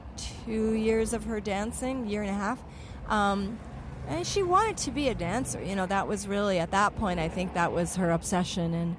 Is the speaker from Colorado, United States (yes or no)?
yes; Colorado, United States; moved away; also born or lived in Los Angeles; I was from Colorado